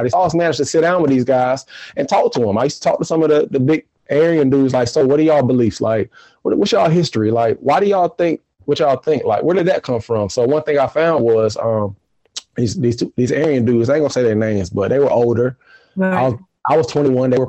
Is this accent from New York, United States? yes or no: no; Durham, North Carolina, United States; born or raised there